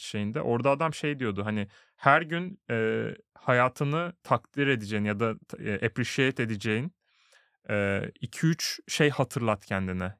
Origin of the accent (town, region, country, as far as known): Turkey; moved away as an adult; now in Sweden